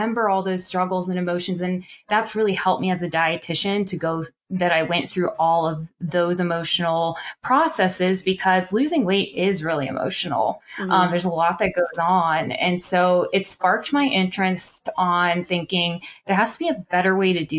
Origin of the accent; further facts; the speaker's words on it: Pittsburgh, Pennsylvania, United States; I'm from Pittsburgh, Pennsylvania